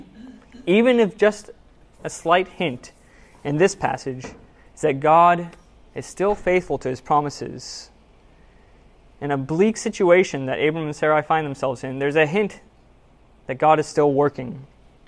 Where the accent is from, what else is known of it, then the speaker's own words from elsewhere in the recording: Seattle, Washington, United States; I'm from Seattle. I went to college there